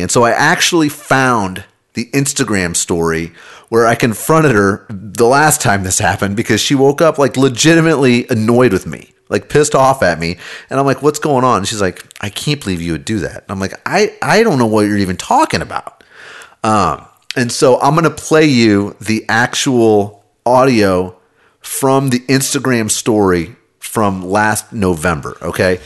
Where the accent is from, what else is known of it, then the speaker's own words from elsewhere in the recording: Kansas City, Missouri, United States; I grew up in Kansas City.